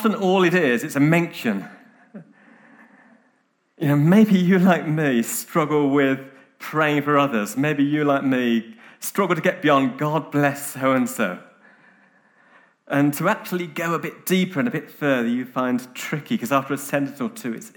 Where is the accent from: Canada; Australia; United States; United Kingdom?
United Kingdom; now in Nairobi, Kenya; I'm British